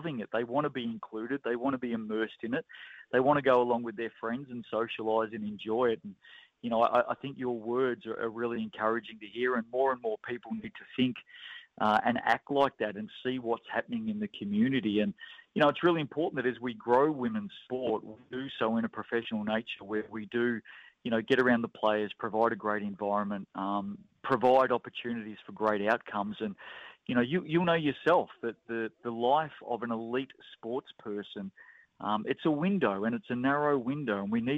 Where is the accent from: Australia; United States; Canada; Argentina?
Australia; now in New Zealand; You know, I grew up with it in Australia and have been a big fan of the WNBL there